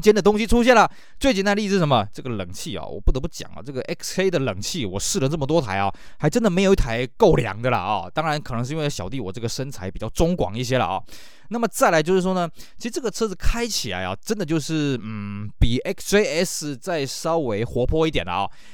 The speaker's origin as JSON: {"language": "Chinese", "country": "Taiwan", "said": "我们台湾这边"}